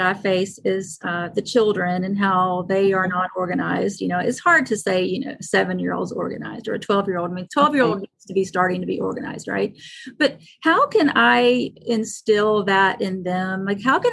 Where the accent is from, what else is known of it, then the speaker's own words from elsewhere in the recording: the South, United States; I'm from the South, so we love anything in a mason jar.